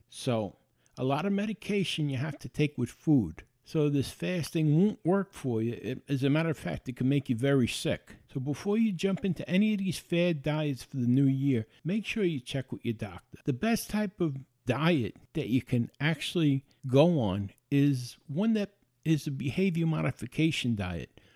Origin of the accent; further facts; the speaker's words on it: New York, United States; I was born and raised in New York